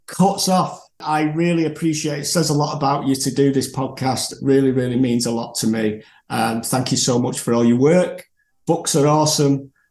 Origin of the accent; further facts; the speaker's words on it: Manchester, North West England, United Kingdom; moved away as an adult; now in Normandy, France; Oh, I'm from the north of England, Manchester